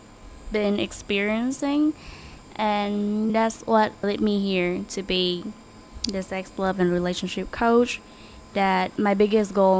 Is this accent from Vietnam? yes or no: yes; Ho Chi Minh City, Vietnam; I'm from Saigon, born and raised here in Saigon